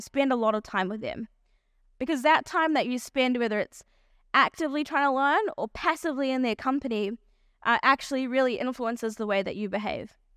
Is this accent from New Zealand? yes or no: yes; New Zealand; also born or lived in South Africa; I was born in South Africa, and, um, when I was eight years old, my family moved to New Zealand.